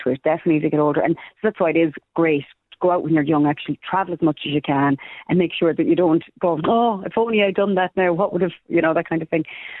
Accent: Ireland; we're from Ireland

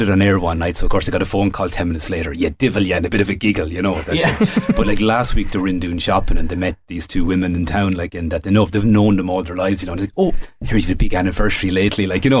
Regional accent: Midlands, Ireland; I was born, I grew up in the Midlands

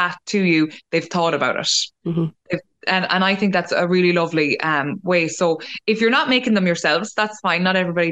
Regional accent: Mullingar, Westmeath, Ireland; I'm from Mullingar

